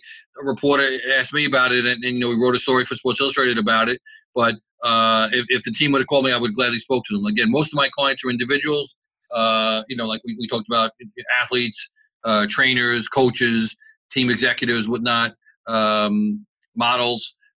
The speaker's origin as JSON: {"language": "English", "town": "New York City", "region": "New York", "country": "United States", "tie": "born or raised there", "said": "As an Italian kid growing up in Brooklyn"}